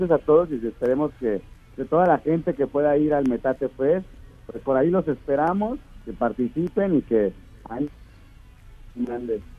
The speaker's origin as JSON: {"language": "Spanish", "country": "Mexico", "said": "ya sabes cómo somos los mexicanos para esto de los tacos."}